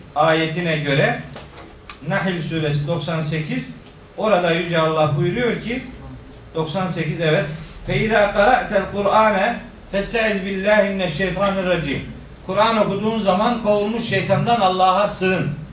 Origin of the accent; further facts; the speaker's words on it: Turkey; biz Türkiye'de doğduk